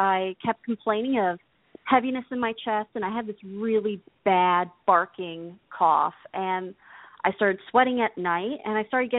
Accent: New Jersey, United States; now in Minneapolis, United States; No, I'm calling in from Minneapolis, but I grew up in Jersey.

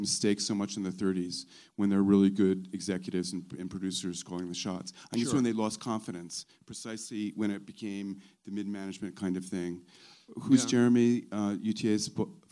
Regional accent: Ireland; We're both Irish filmmakers

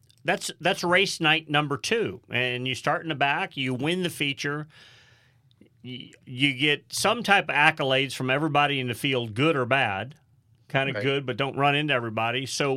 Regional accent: Midwest, United States; When we grew up in the Midwest racing

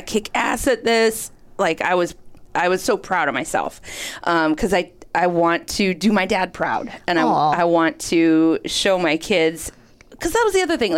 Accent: Minnesota, United States; I grew up in Minnesota

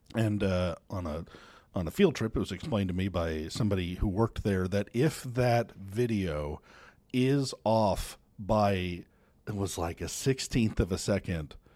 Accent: United States; I'm American

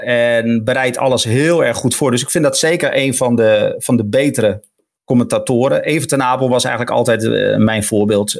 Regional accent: Emmen, Drenthe, Netherlands; Ik kom dan uit Emmen

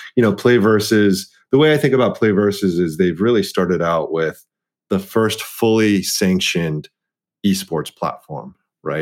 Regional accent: Dallas, Texas, United States; being the the eldest child of an immigrant um, set of parents and growing up in Dallas, Texas

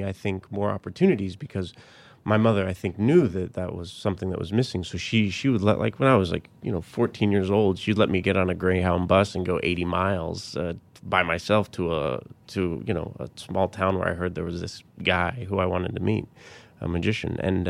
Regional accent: Colorado Springs, Colorado, United States; also born or lived in Littleton; Colorado Springs and Littleton.

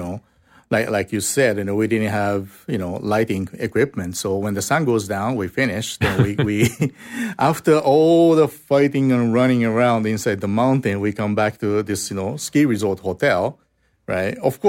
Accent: Osaka, Japan; So we had nowhere to go. So we went south to my hometown.

